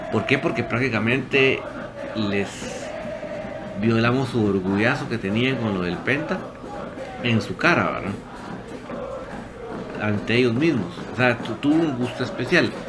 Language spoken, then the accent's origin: Spanish; Guatemala; yo no soy seguidor de la selección, soy orgullosamente guatemalteco, eso sí, pero no soy un seguidor del, equipo de fútbol